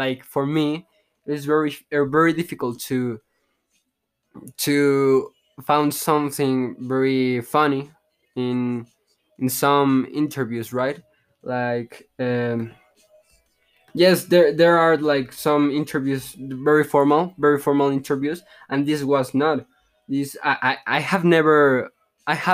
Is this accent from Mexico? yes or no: yes; Mexico; English is a second language; I'm from Mexico